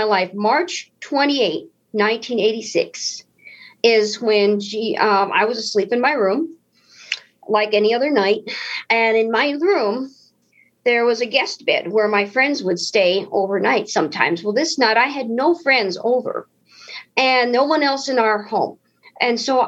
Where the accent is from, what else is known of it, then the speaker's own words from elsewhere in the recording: United States; I'm an American, so I must be a Christian